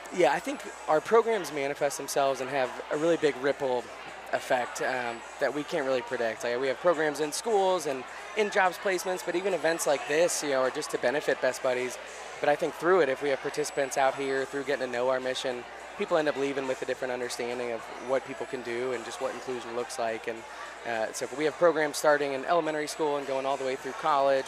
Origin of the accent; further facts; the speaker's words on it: St. Louis, Missouri, United States; moved away as an adult; also born or lived in Nashville, Tennessee; I'm from St. Louis, Missouri, came to Nashville to go to college at Vanderbilt